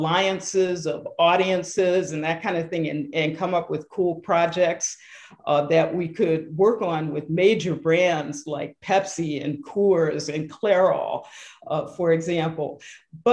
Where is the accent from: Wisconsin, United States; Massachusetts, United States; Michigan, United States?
Michigan, United States; Detroit; Growing up in Detroit in the heyday of Motown